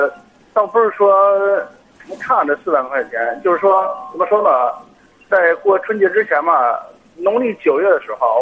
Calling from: Hebei, China; 河北啊，我是河北的一个听众。

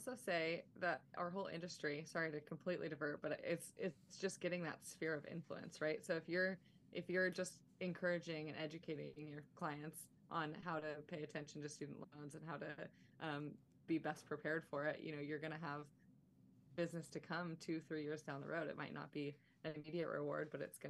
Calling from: Seaside, Oregon, United States; I'm in Seaside, Oregon, and it is some beautiful, lovely rain.

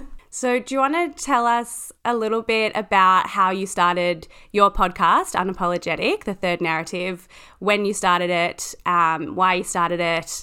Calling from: Melbourne, Victoria, Australia; I'm joining you from Melbourne, also known as Naam in Australia.

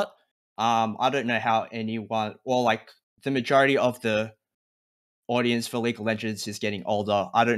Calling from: Melbourne, Victoria, Australia; I'm calling from Melbourne, Australia.

